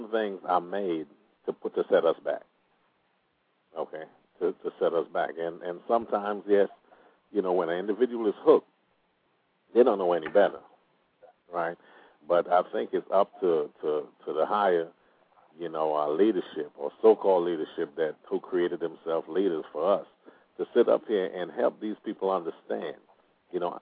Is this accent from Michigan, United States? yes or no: yes; Detroit, Michigan, United States; also born or lived in Caribbean; now in Oklahoma, United States; I was brought up in Detroit